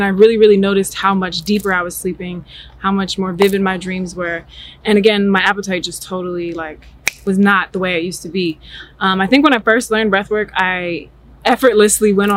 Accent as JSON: {"language": "English", "region": "New Jersey", "country": "United States", "tie": "born or raised there", "moved": "yes", "lives_now": "Atlanta, United States", "said": "I'm originally born and raised in New Jersey. I now currently live in Atlanta, Georgia."}